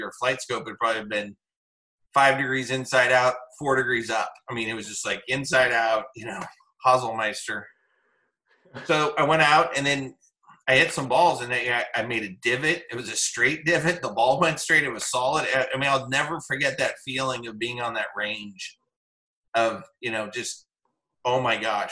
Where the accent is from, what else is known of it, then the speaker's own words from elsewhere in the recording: Whittier, California, United States; also born or lived in Oceanside, California; So I grew up in Whittier, and we grew up on the eighth hole at Candlewood Country Club.